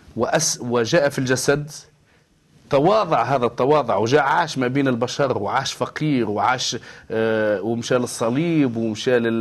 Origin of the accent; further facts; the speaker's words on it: Tunisia; انا من تونس